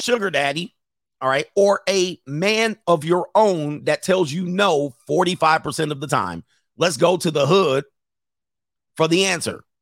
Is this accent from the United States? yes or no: yes; Southern California, United States; I've been grew up in the, in, in Southern California with cultural people